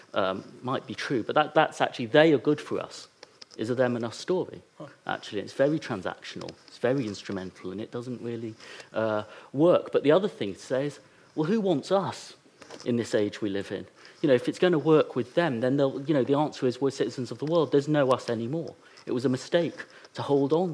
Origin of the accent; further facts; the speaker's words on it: England, United Kingdom; I'm British, I'm English